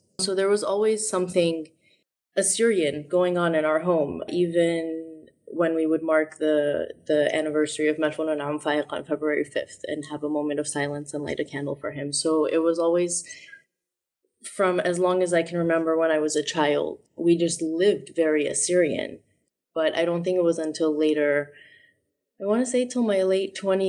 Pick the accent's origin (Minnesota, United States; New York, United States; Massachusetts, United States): Massachusetts, United States; Boston; also born or lived in Chicago / Syria; I was born in Chicago. I have three siblings, and my parents are originally from Qamishli in Syria, and they got married and moved to Chicago, so my first three siblings were born there, and then we grew up between Boston and Syria